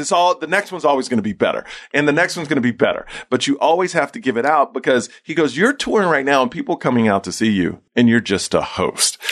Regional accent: Houston, Texas, United States; I grew up in Houston, Texas

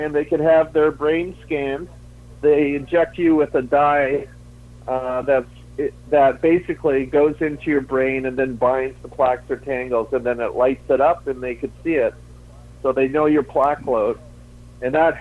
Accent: Toronto, Ontario, Canada; moved away; also born or lived in Bowling Green / Kingston, Ontario / Seattle; I was born in Toronto, so I have a lot of family there, originally Canadian

